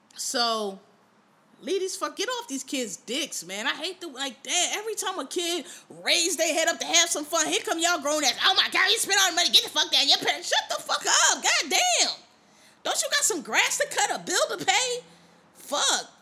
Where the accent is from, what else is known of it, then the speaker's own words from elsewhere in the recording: Philadelphia, Pennsylvania, United States; also born or lived in Washington, D.C.; now in New York, United States; I'm from Philly